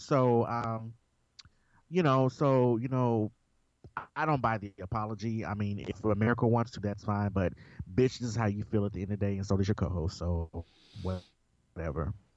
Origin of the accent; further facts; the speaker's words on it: Memphis, Tennessee, United States; I am also from Memphis, Tennessee